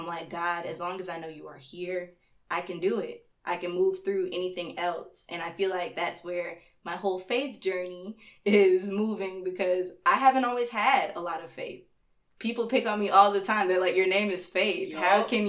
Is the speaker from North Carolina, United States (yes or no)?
yes; North Carolina, United States; born there; also born or lived in Stone Mountain; now in Athens, United States; I was born in North Carolina and then I traveled all the way here, had a couple of different stops along the way, and that was real fun. And I've been chilling in Stone Mountain until I got up here to Athens